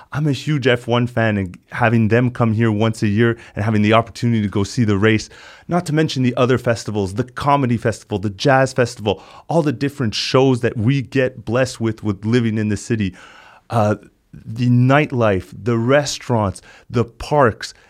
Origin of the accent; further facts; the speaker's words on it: North Shore, Quebec, Canada; now in Montreal, Canada; Got to call Montreal home full time since twenty thirteen from growing up on the North Shore.